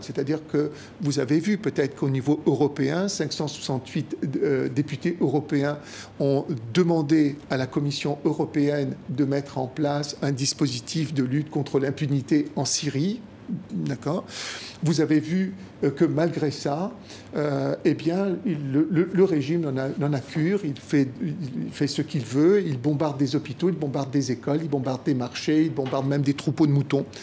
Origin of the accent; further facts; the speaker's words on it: Algeria; moved away as an adult; also born or lived in France / Italy (ancestry); Je suis resté en Algérie même après l'indépendance jusqu'à l'âge de 19 ans